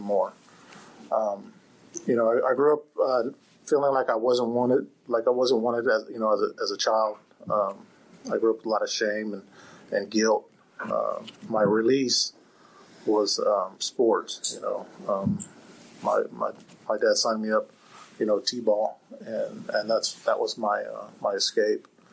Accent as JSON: {"language": "English", "town": "Fairfield", "region": "California", "country": "United States", "tie": "born or raised there", "said": "I grew up on on Travis Air Force Base out in, in Fairfield. I grew up in a military home"}